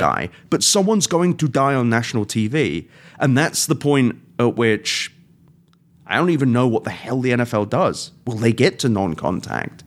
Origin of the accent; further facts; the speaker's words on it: England, United Kingdom; now in United States; being British